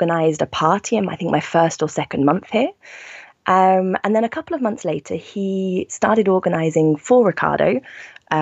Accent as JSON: {"language": "English", "country": "United Kingdom", "also_born_or_lived": "Milan, Italy", "moved": "as an adult", "lives_now": "Brussels, Belgium", "said": "I'm originally British, but I've been living in Brussels now for almost 5 years"}